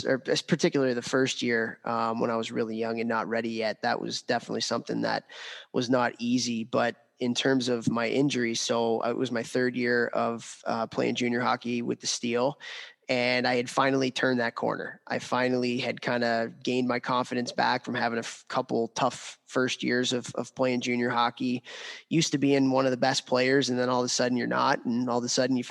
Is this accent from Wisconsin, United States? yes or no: no; Chicago, Illinois, United States; guy that I grew up playing with in Chicago